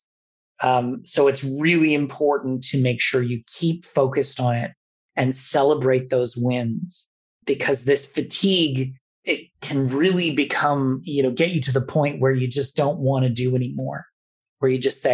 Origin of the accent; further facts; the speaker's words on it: Toronto, Ontario, Canada; growing up in Toronto in a very multicultural city at the time